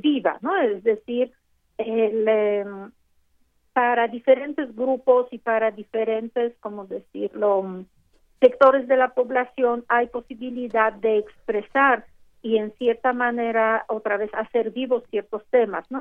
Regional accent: Mexico; somos mexicanos

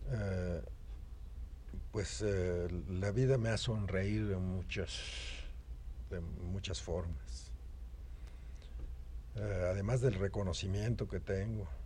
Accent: Mexico; seguramente yo soy el pintor mexicano que está cotizado más que ningún otro.

